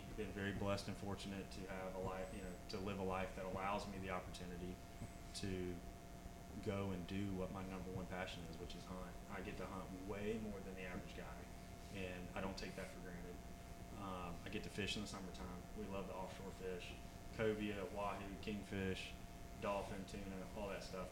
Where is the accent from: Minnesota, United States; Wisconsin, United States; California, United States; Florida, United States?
Florida, United States; Jacksonville; born and raised in Jacksonville